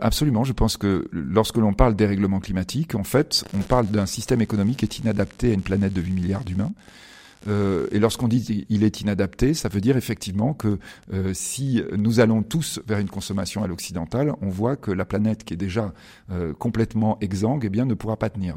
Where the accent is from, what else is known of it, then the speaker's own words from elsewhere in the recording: Bordeaux, Nouvelle-Aquitaine, France; je suis de Bordeaux, parce que vous avez dit, c'est ah à Bordeaux, et moi, je suis bordelais